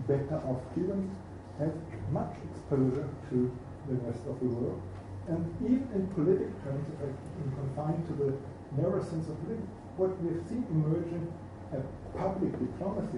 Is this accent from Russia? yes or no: no; Germany; I'm from Germany